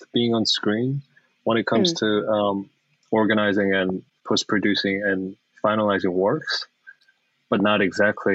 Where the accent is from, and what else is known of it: South Korea; first language Korean; English is a second language; moved away as an adult; now in United States